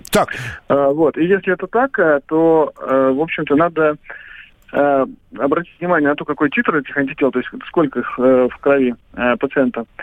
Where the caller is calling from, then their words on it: Tver, Tver Oblast, Russia; Я вот звоню из Твери вам.